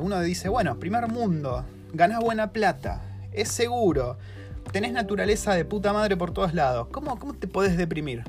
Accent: Argentina; now in New Zealand; en Argentina tenemos un amor desmedido por el psicoanálisis

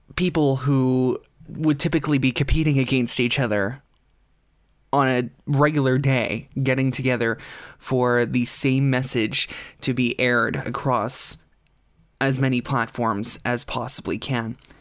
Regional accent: Canada

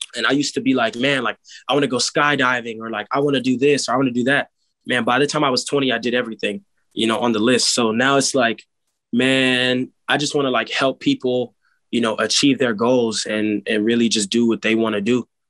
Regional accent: Silver Spring, Maryland, United States; I grew up in Montgomery County and one of the like the counties there or you know, the place there is called Silver Spring

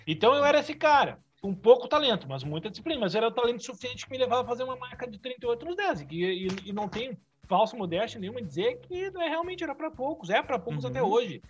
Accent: Canoas, Rio Grande do Sul, Brazil; eu sou daqui de Canoas, região metropolitana, vizinha Porto Alegre.

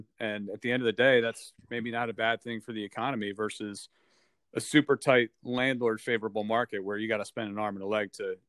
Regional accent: Northfield, New Jersey, United States; You grew up in Summers Point. I grew up in Northfield. We play soccer together.

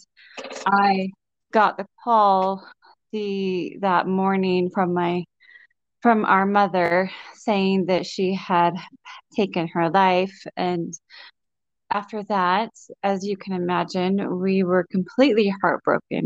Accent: Utah, United States; my home state of Utah

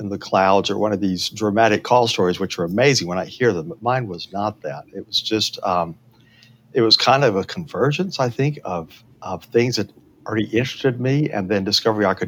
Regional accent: Berea, Kentucky, United States; I grew up in Berea, Kentucky

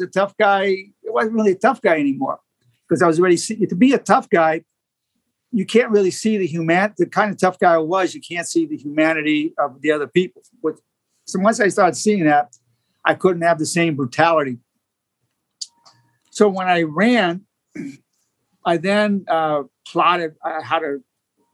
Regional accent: New York City, New York, United States; I grew up in Brooklyn. It was a rough neighborhood

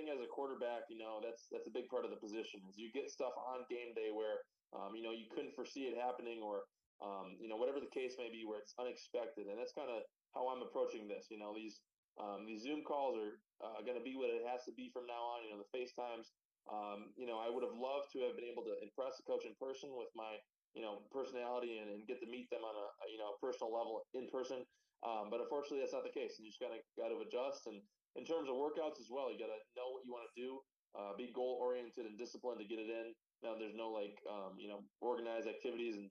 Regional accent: Green Bay, Wisconsin, United States; I grew up right in Green Bay

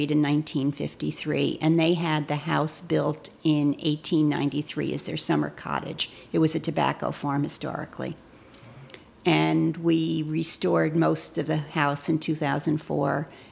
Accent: United States; now in Harwood, United States; I grew up 20 minutes outside of Manhattan

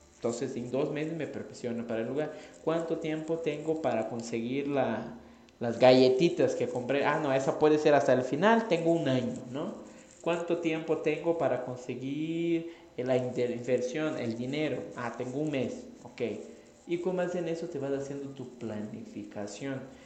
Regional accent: Brazil; Spanish is a second language; moved away; yo soy brasileño, no soy mexicano, entonces si hablo raro

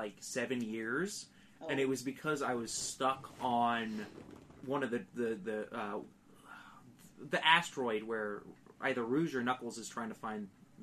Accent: United Kingdom; I'm British. Say the British.

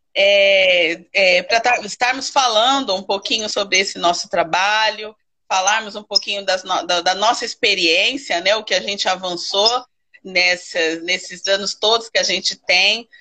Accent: São Paulo, Brazil; now in Guapimirim, Brazil; sou natural de São Paulo, mas eu escolhi o Rio de Janeiro para morar, e especificamente agora em Guapimirim

